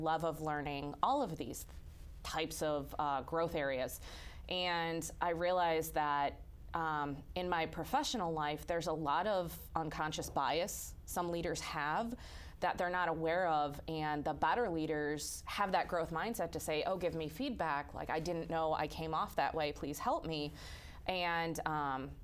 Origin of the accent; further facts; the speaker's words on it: outside Chicago, Illinois, United States; I grew up outside Chicago